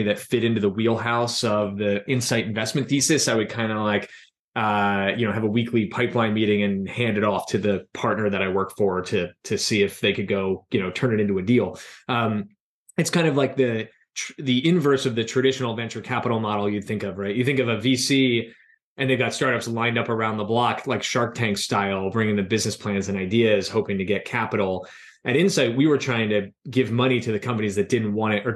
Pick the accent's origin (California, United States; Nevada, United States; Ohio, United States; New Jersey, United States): New Jersey, United States; also born or lived in Philadelphia, Pennsylvania / New York City; I grew up in South Jersey.